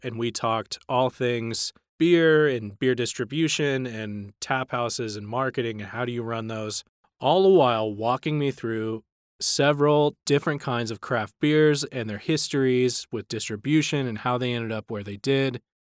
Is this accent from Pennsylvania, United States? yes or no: no; North Texas, United States; I grew up in North Texas